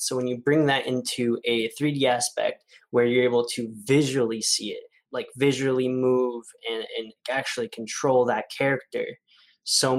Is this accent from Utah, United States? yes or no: no; Gilroy, California, United States; I am from Gilroy, California